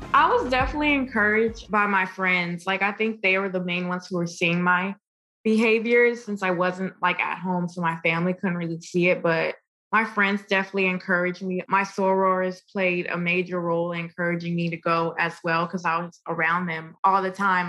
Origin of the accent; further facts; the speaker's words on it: New York City, New York, United States; I'm from Brooklyn. I'm a Brooklyn girl. And I was born and raised in, in New York.